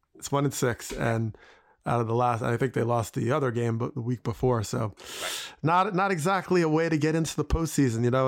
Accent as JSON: {"language": "English", "region": "New Jersey", "country": "United States", "tie": "born or raised there", "said": "I grew up in Jersey"}